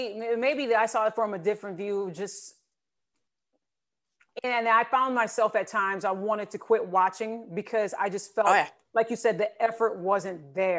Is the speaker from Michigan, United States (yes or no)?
yes; East Lansing, Michigan, United States; I still have people back in my hometown, East Lansing